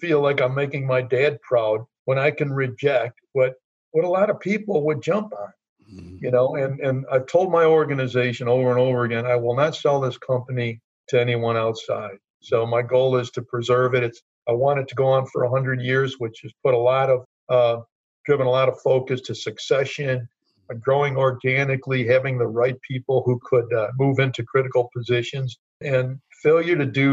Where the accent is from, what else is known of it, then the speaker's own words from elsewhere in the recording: Chicago, Illinois, United States; For halfway through grammar school, I grew up in Little Italy, which is where UIC is